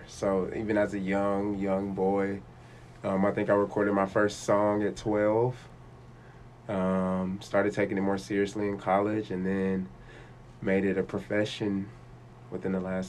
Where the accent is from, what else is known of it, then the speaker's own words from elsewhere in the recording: Texarkana, Arkansas, United States; also born or lived in North Little Rock, Arkansas; now in Fayetteville, United States; Yep, Arkansas native. So I grew up in Texarkana, originally from Central Arkansas. So family's in North Little Rock. Been in Fayetteville for going on 10 years now.